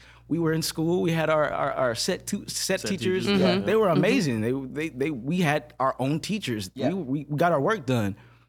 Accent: Flint, Michigan, United States; I'm from Flint, Michigan. I know I'm young. I'm 12, 13.

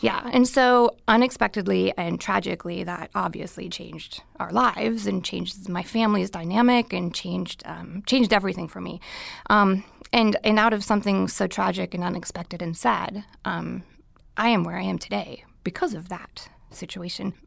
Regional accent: Minnesota, United States; moved away as an adult; now in California, United States; I was born and raised in Minnesota

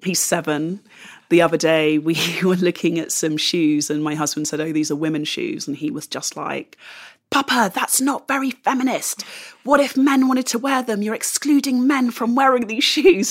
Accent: London, United Kingdom; moved away as an adult; now in Bristol, United Kingdom; the London that I grew up

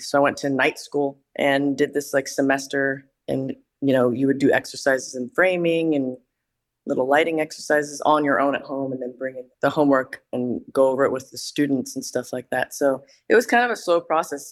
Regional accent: Danville, California, United States; moved away as an adult; I'm originally from Northern California, and I grew up in a place called Danville that's kind of east of Berkeley in the Bay Area

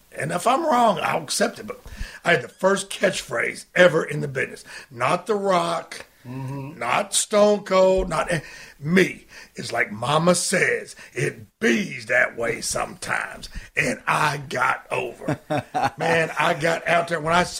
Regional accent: West Virginia, United States; born there; I've been here pretty much my whole life, and I was born in West Virginia.

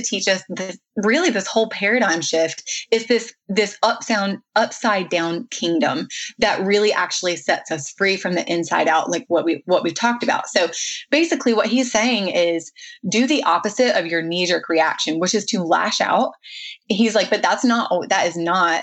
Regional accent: the South, United States; I was raised in the South

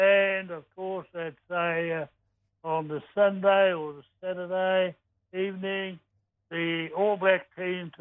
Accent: New Plymouth, Taranaki, New Zealand; I come from New Plymouth and on the coast.

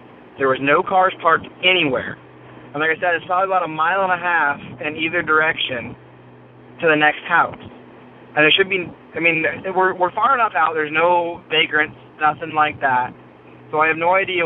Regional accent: Washington, United States; I'm from Washington. I live in this little area. There's a town called East Wenatchee. And it's pretty big to me because I grew up on top of a mountain that's right nearby

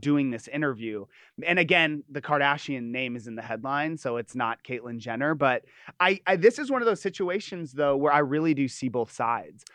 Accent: Los Angeles, California, United States; also born or lived in Hermosa Beach; I'm not from Orange County. I'm from L

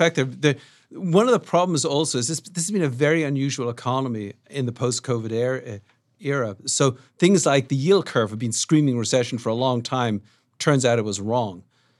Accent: Dublin, Leinster, Ireland; South Dublin.

